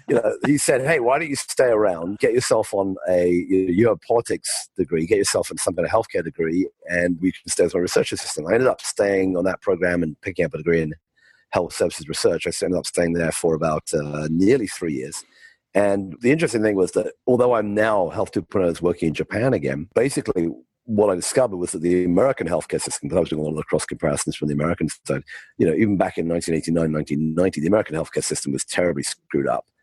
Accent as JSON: {"language": "English", "country": "United Kingdom", "tie": "born or raised there", "also_born_or_lived": "London / California", "moved": "as an adult", "said": "I grew up in the UK, as you can tell by my, my accent."}